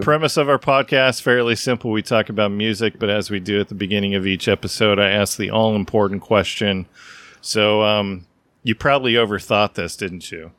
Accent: the Northwest, Pacific Northwest, United States; I grew up in the Northwest

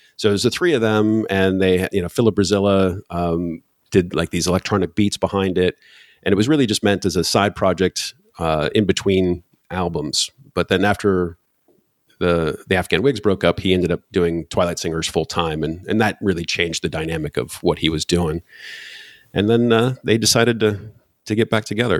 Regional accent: Michigan, United States; now in Poland; I'm originally from Michigan

